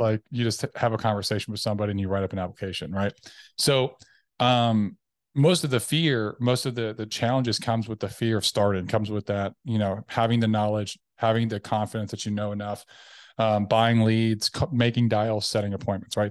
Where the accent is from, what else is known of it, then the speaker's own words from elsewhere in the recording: Tennessee, United States; now in Dallas Fort Worth, United States; I am originally from Tennessee. Um, I grew up m, youngest of six.